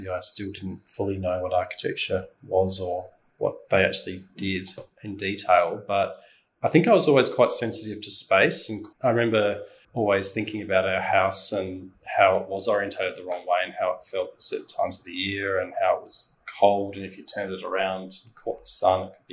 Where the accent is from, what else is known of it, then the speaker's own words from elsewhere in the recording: south of Adelaide, South Australia, Australia; It was out about 40 minutes drive south of CBD Adelaide in South Australia.